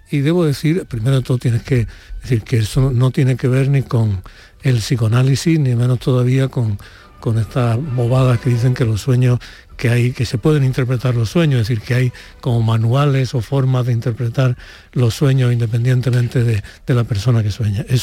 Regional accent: Úbeda, Andalusia, Spain; born or raised there

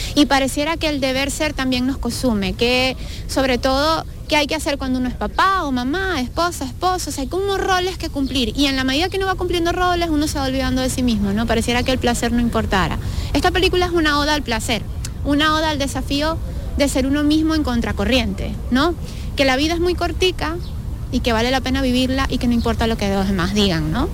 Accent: Venezuela; yo soy venezolana

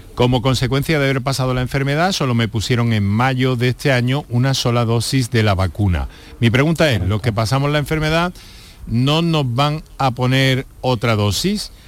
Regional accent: Andalusia, Spain; andaluces o como población o ciudadanos que vivimos en Andalucía

